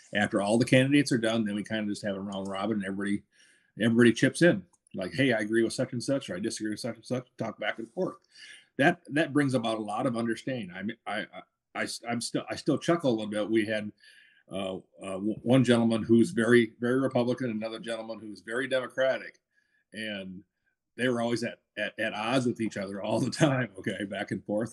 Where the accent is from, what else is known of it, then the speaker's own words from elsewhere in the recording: Minnesota, United States; now in Georgia, United States; I'm from, I was from Minnesota